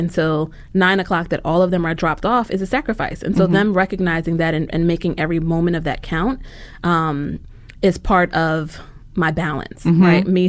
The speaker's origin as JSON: {"language": "English", "region": "New York", "country": "United States", "moved": "as an adult", "lives_now": "Philadelphia, United States", "said": "being a New Yorker"}